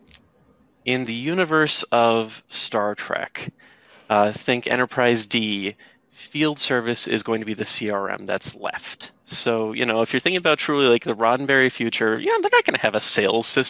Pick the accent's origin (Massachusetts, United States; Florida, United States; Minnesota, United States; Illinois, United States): Minnesota, United States; I'm from the Minnesota area